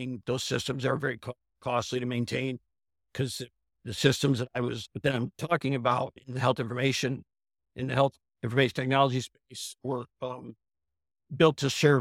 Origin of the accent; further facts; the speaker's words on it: Clayton, New York, United States; now in Yardley, United States; I grew up in a small town called Clayton, New York